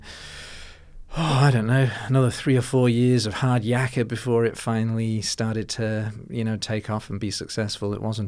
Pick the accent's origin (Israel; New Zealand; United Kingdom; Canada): United Kingdom; Liverpool, North West England; now in Melbourne, Australia; So but when I go back, I'm from Liverpool originally.